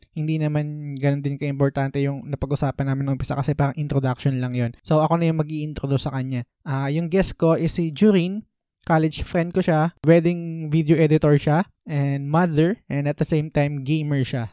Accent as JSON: {"language": "Tagalog", "area": "Vergara", "region": "Metro Manila", "country": "Philippines", "said": "Taga Vergara ako"}